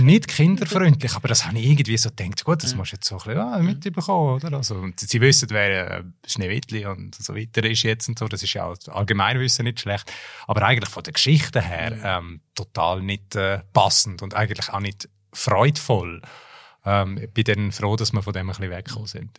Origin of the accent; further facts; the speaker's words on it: Graubünden, Switzerland; first language German; moved away; also born or lived in United States; aus meiner Heimatregion Graubünden